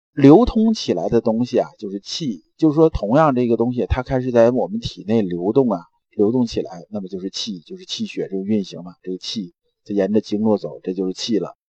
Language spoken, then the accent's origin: Chinese; China; 我们中国人很讲死者为大